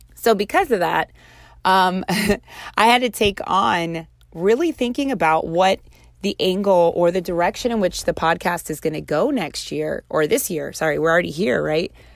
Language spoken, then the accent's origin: English; Baltimore, Maryland, United States; close to the area which I was raised in Baltimore.